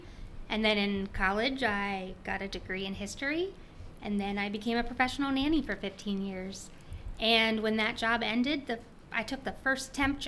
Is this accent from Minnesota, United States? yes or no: no; Charles Town, West Virginia, United States; now in Richmond, United States; I grew up in Charlestown, West Virginia